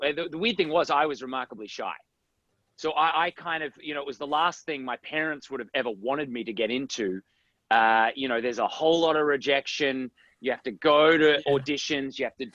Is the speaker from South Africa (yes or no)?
no; Australia; moved away as an adult; also born or lived in United States; I grew up in Australia.